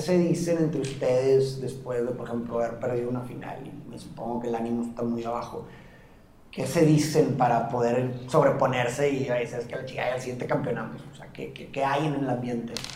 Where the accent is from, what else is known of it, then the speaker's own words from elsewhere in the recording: Monterrey, Nuevo León, Mexico; yo como regio de aquí en Monterrey